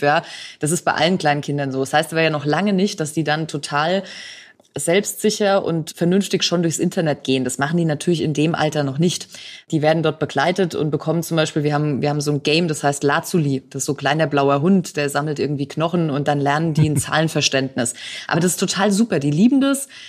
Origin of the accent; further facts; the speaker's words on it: Franconia, Bavaria, Germany; Also als Fränkin könnte ich ja sagen, wir haben noch unterfränkischen Wein